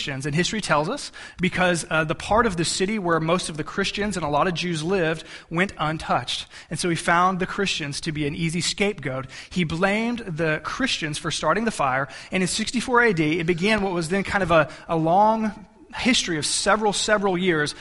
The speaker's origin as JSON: {"language": "English", "country": "United States", "said": "we as Americans"}